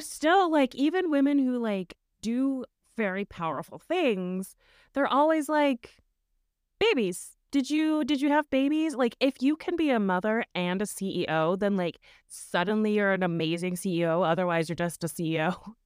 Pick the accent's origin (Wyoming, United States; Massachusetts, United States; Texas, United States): Wyoming, United States; growing up in Wyoming in a Mormon culture